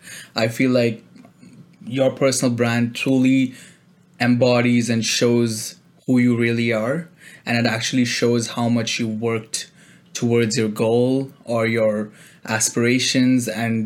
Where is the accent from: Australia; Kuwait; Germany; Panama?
Kuwait; moved away as an adult; now in Toronto, Canada; I came here from Kuwait. I was an international student when I joined university in Toronto.